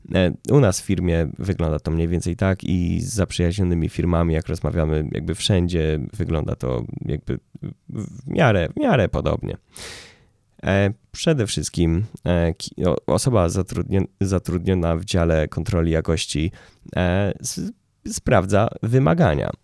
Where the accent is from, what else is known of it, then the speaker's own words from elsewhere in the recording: Łódź, Łódź Voivodeship, Poland; ja jestem z Łodzi